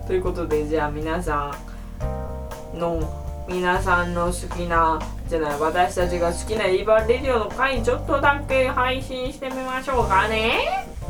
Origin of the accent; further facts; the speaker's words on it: Matsuyama, Ehime, Japan; でもうち、松山でも使うよ、だ、みんな。